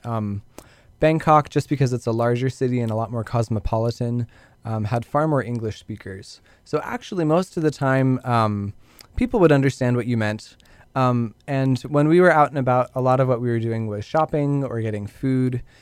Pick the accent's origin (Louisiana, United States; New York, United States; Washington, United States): Washington, United States; Spokane; growing up in Spokane, going here to Whitworth in Spokane